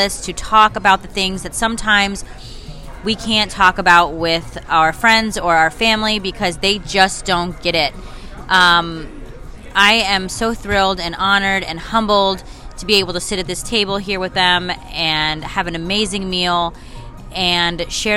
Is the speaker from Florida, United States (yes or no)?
yes; West Palm Beach, Florida, United States; I am from South Florida, the West Palm Beach area